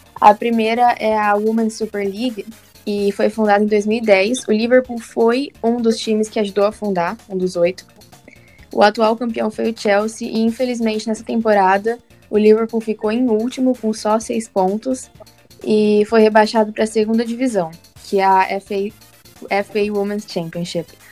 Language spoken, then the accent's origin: Portuguese; interior of São Paulo, Brazil; eu sou do interior de São Paulo